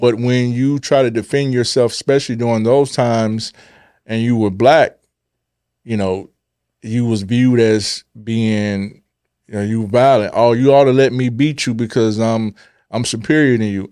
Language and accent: English; Chicago, Illinois, United States; I was born in Chicago.